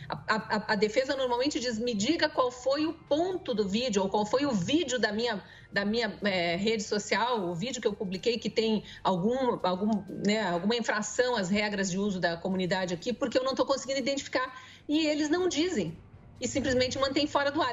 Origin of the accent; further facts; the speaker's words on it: Curitiba, Paraná, Brazil; eu sou curitibana. Hum. Já morei em outros lugares, mas voltei para cá.